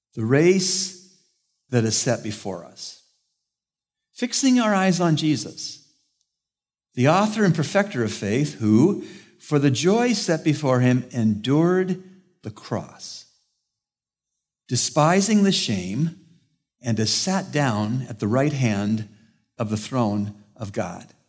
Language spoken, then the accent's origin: English; Canada; moved away; I'm from Canada